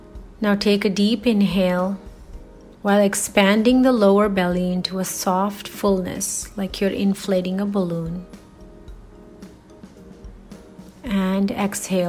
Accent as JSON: {"language": "English", "country": "India", "said": "as Indian women"}